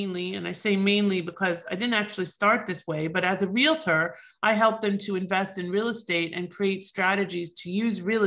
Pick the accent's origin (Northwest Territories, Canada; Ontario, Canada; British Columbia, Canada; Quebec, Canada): Ontario, Canada; Toronto; now in United States; I'm originally from Toronto. I myself am an immigrant